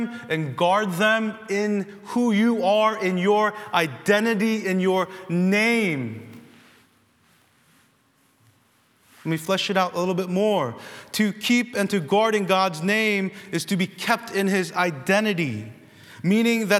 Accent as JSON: {"language": "English", "country": "United States", "said": "American Christians with freedom of religion"}